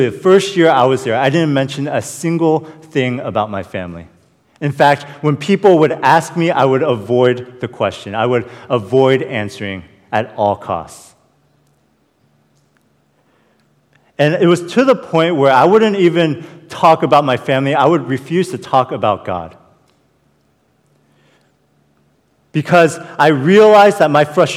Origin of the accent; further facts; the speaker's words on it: Falls Church, Virginia, United States; I was born and raised in Falls Church